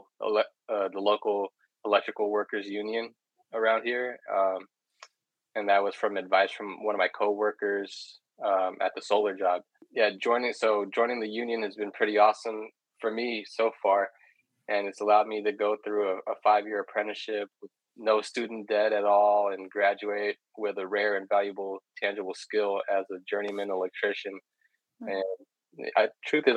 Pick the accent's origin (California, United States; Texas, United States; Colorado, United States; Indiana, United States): California, United States; Redwood City; I grew up in Redwood City, which is it's in the San Francisco Bay Area